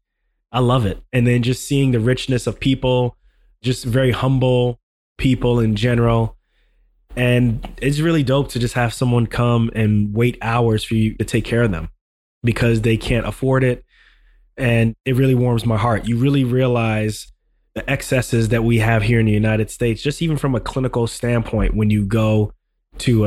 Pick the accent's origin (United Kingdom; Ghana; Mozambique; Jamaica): Ghana; moved away; I'm from Ghana.